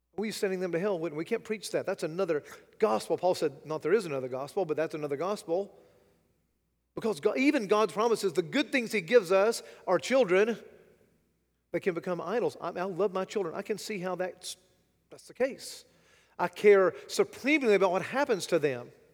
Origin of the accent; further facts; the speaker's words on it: United States; as an American, as a, a Westerner